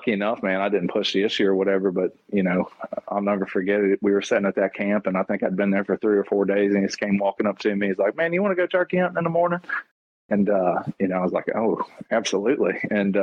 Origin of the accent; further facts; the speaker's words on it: Moorefield, West Virginia, United States; now in Buckhannon, United States; I grew up in a little town over in the eastern panhandle of West Virginia called Moorefield